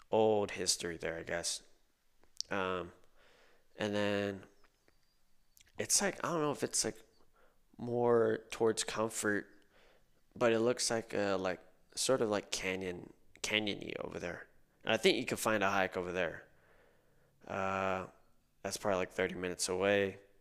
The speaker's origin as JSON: {"language": "English", "town": "Corpus Christi", "region": "Texas", "country": "United States", "tie": "born or raised there", "moved": "as an adult", "lives_now": "San Antonio, United States", "said": "I grew up in Corpus Christi"}